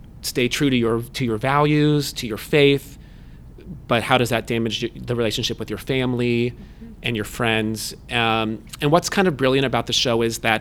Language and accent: English; Pittsburgh, Pennsylvania, United States; moved away; I'm from Pittsburgh, Pennsylvania, where August Wilson was born and raised